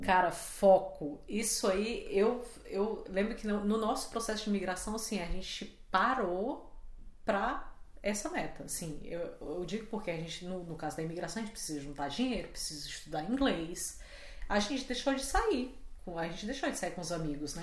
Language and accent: Portuguese; Fortaleza, Ceará, Brazil; moved away as an adult; also born or lived in Rio de Janeiro; eu sou de Fortaleza. Eu morava em Fortaleza e fui morar no Rio porque eu fui fazer comunicação